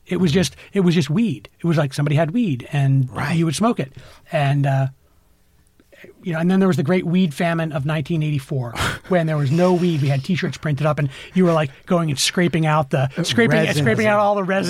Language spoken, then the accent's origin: English; Vermont, United States; now in Los Angeles, United States; I grew up in Vermont in the 80s and 90s.